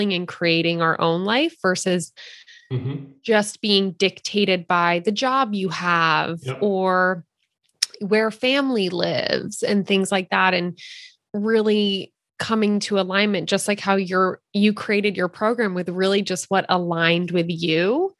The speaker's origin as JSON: {"language": "English", "town": "Philadelphia", "region": "Pennsylvania", "country": "United States", "moved": "yes", "lives_now": "Santa Cruz, United States", "said": "so we live in Santa Cruz right now, but we're from Philadelphia. We are East Coasters at heart"}